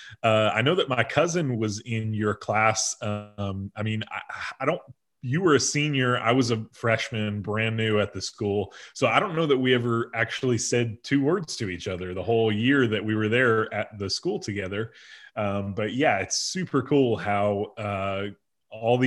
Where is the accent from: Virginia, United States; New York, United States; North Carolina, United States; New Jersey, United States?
New Jersey, United States; Bloomfield; moved away as an adult; now in Nashville, United States; I grew up in Bloomfield, New Jersey, which is northeastern New Jersey